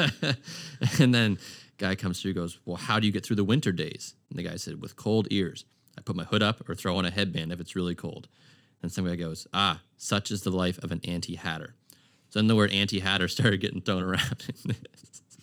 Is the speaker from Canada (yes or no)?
yes; Halifax, Nova Scotia, Canada; I grew up in Aaron Cove till I was about, I don't know, eleven or twelve.